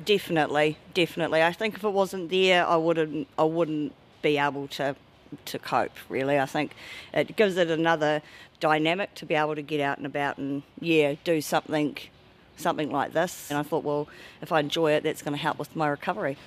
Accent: Tauranga, Bay of Plenty, New Zealand; moved away as an adult; I'm from Tauranga

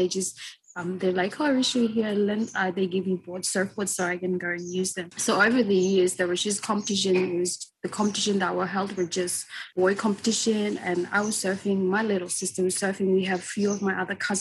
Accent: Vanuatu; I was surfing when I was growing up because I live around the coastal area

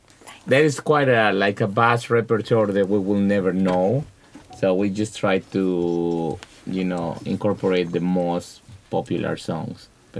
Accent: Veracruz, Mexico; moved away; where I come from, which is Veracruz.

